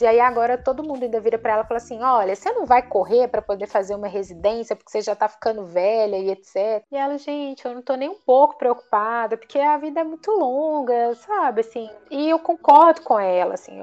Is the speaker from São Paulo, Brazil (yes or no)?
no; Belo Horizonte, Minas Gerais, Brazil; moved away; Belo Horizonte, que é até minha cidade natal